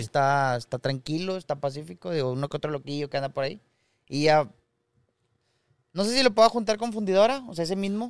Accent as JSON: {"language": "Spanish", "town": "Monterrey", "region": "Nuevo León", "country": "Mexico", "said": "uno como regio"}